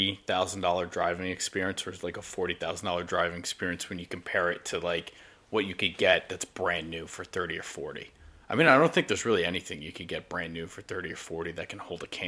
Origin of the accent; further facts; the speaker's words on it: Putnam Valley, New York, United States; where I grew up in Putnam Valley, New York